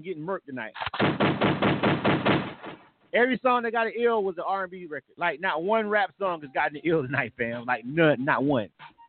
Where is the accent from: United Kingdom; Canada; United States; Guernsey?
United States; Florida